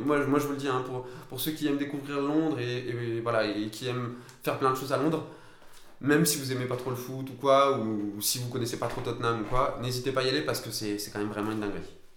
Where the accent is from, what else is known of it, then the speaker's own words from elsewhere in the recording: France; je suis français